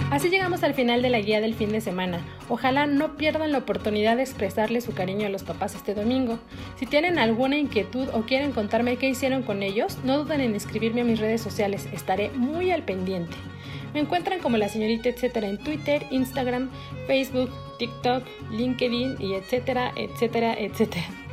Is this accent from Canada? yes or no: no; Mexico; nos identifican como mexicanos